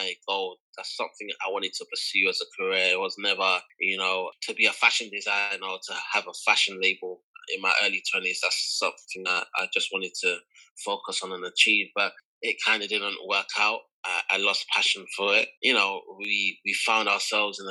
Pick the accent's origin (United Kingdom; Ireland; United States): United Kingdom; Kent, South East England; also born or lived in London (Elephant and Castle); I was born in London, Guy's Hustle or London Bridge. So I'm a South London boy. Grew up in Elephant and Castle. And my parents were relocated from Nigeria to the UK. So it kind of started with them. And when I was around 7, 8, we kind of moved out of London to Kent